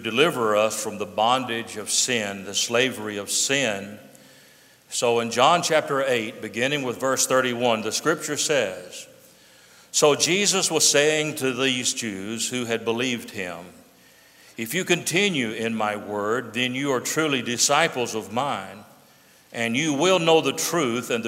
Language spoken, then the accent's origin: English; United States; the freedom that we enjoy as American citizens